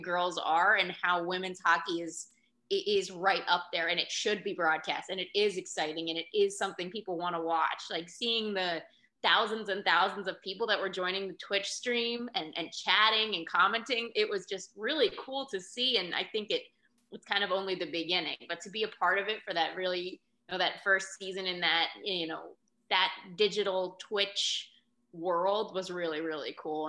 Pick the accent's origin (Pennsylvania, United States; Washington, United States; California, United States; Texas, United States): Pennsylvania, United States; Pittsburgh; moved away as an adult; now in Florida, United States; I grew up in Pittsburgh and and it was a, a big hockey family.